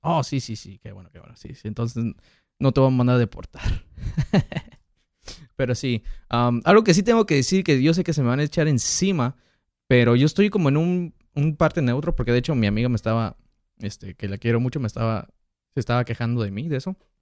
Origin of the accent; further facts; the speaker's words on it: Mexico; now in United States; Yo nací en Estados Unidos, me crié en México